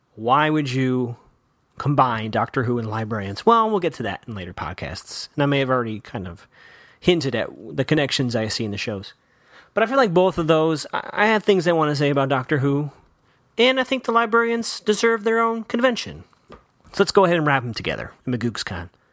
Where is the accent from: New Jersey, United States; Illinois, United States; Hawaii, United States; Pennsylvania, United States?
Illinois, United States; Chicago; I grew up in Chicago